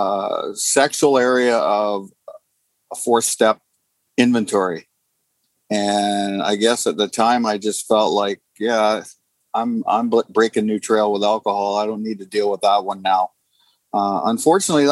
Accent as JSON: {"language": "English", "town": "Sarnia", "region": "Ontario", "country": "Canada", "said": "I'm from Sarnia, Ontario, Canada"}